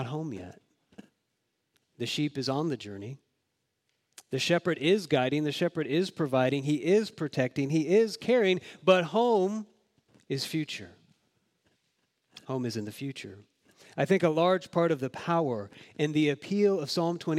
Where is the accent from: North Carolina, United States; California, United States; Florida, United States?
Florida, United States; Jacksonville; moved away; I grew up in Jacksonville, Florida